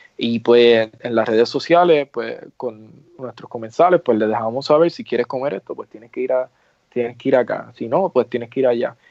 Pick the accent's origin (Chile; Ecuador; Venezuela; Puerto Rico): Puerto Rico; moved away as an adult; now in New York, United States; yo soy puertorriqueño, pero soy como una generación nueva de, New Yorkers, este, porque ya llevo casi 10 años establecido allá